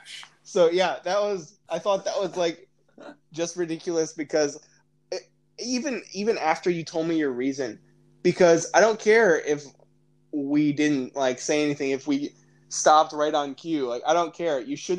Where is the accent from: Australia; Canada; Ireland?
Australia; I'm from Australia.